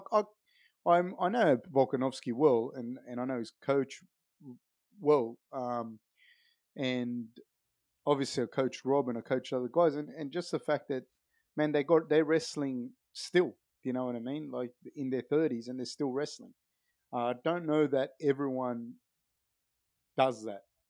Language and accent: English; Sydney, New South Wales, Australia; where I grew up on the East Coast in Sydney.